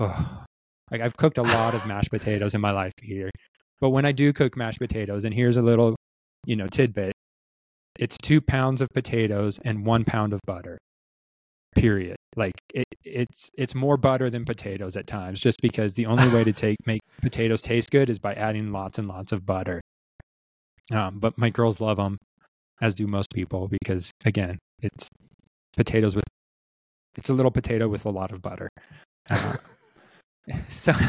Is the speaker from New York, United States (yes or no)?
no; Southern California, United States; also born or lived in China; I grew up on Thrifty's ice cream in Southern California